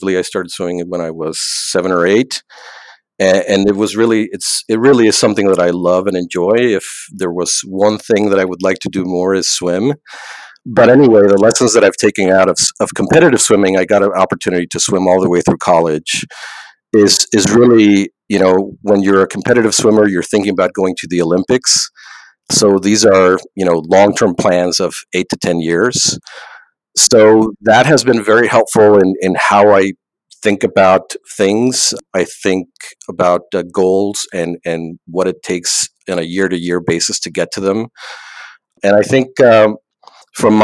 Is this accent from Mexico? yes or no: yes; Mexico; moved away as an adult; I'm originally from Mexico